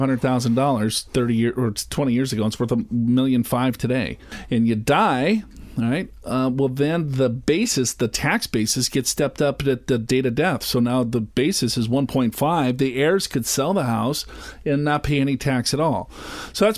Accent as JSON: {"language": "English", "region": "Minnesota", "country": "United States", "said": "I'm from Minnesota"}